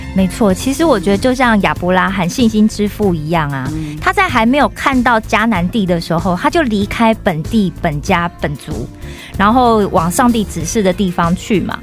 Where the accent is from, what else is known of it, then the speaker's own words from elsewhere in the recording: Kaohsiung, Taiwan; moved away as an adult; now in South Korea; 我是来自台湾的高雄